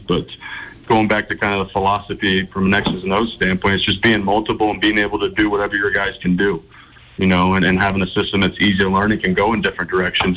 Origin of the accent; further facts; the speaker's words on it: Ohio, United States; now in Montana, United States; I grew up in Ohio, about 45 minutes from where LeBron played high school basketball